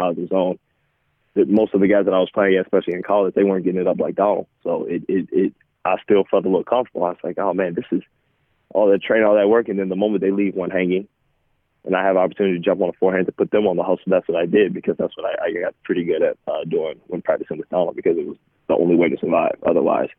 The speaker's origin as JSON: {"language": "English", "town": "Atlanta", "region": "Georgia", "country": "United States", "tie": "born or raised there", "said": "growing up in Atlanta"}